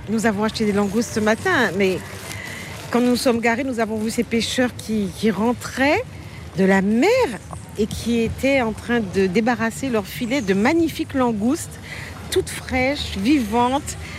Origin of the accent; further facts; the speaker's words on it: Paris, Île-de-France, France; accent: Parisian; also born or lived in Guadeloupe; now in Marie-Galante, Guadeloupe; mon enfance euh, parisienne